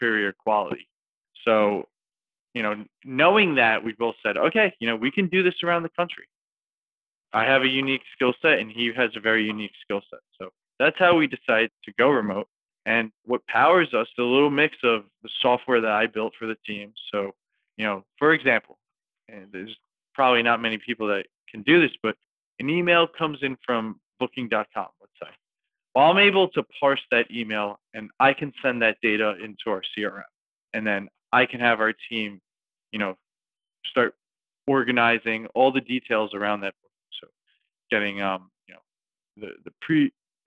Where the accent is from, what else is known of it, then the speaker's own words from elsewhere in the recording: New York City, New York, United States; I'm from New York City